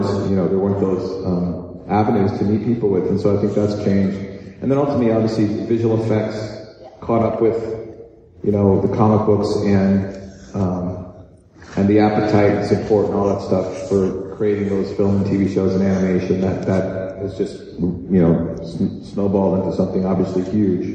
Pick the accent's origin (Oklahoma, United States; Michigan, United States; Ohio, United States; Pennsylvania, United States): Michigan, United States; Growing up in Michigan, there weren't really huge comic conventions